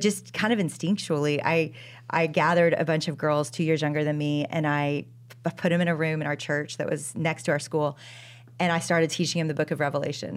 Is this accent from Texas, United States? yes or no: yes; Dallas, Texas, United States; I am from Dallas, Texas